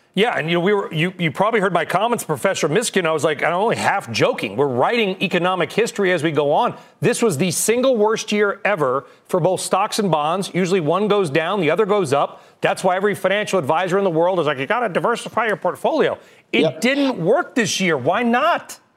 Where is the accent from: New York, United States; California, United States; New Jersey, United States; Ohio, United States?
California, United States; Southern; I'm from Southern California